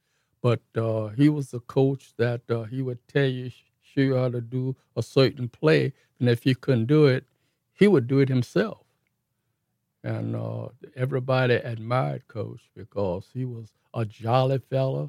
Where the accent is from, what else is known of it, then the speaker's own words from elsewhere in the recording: New Orleans, Louisiana, United States; I was born and raised in New Orleans